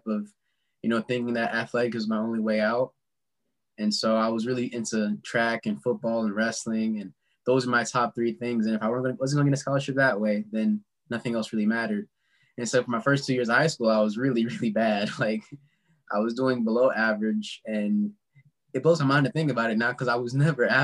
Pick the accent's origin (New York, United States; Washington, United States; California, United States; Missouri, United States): Missouri, United States; St. Louis; I'm from St. Louis, born and raised for the most part. You know, moved around a lot